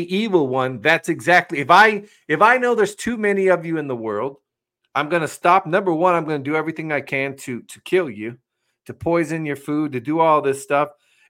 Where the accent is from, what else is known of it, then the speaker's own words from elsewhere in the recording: West Virginia, United States; also born or lived in North Dakota; People in my home state are beautiful people. I love my Mountaineers.